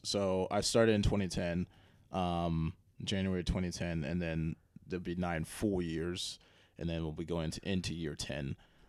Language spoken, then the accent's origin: English; Joliet, Illinois, United States; Joliet. So.